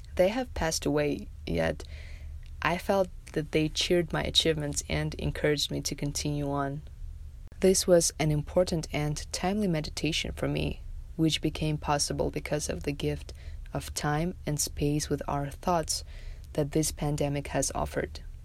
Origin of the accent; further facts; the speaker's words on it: Tajikistan; moved away as an adult; now in Las Vegas, United States; in my home country of Tajikistan